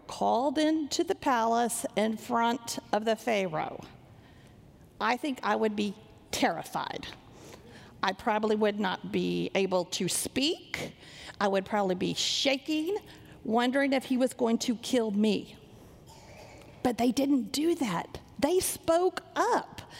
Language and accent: English; Sanger, Texas, United States; I grew up in Sanger, Texas, not a big church like this